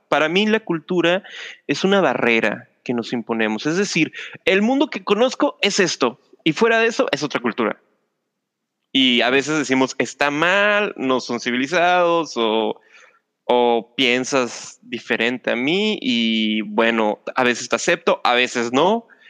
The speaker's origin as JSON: {"language": "Spanish", "country": "Mexico", "said": "somos mexicanos"}